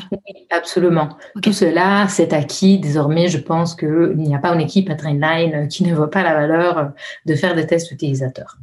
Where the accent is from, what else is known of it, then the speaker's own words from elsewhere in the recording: Italy; accent: Italian; French is a second language; moved away; je suis italienne. ça pourrait être euh, euh, déjà mon, nom et mon accent euh, devraient vous aider à le déduire